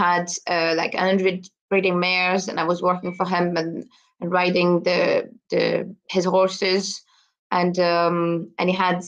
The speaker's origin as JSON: {"language": "English", "town": "Brussels", "region": "Brussels-Capital Region", "country": "Belgium", "tie": "born or raised there", "second_language": "English", "moved": "as an adult", "lives_now": "Scotland, United Kingdom", "said": "I'm originally from Belgium, so I was born in the middle of Brussels in the city."}